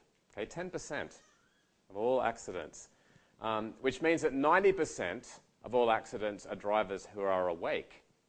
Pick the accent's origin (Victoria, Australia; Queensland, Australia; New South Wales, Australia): New South Wales, Australia; moved away; Mandurah, come on. It's 400 people. And I grew up in Mandurah, little town, loved it, great little town. It's not on the highway, so you got to go off the highway to get there.